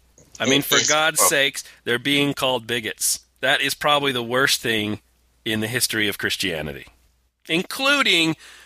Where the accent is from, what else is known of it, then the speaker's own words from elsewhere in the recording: Utah, United States; my home state of Utah